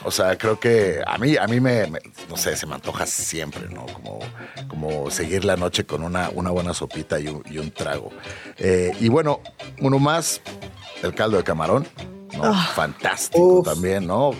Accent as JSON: {"language": "Spanish", "region": "Mexico City", "country": "Mexico", "said": "como chilangos y como mexicanos"}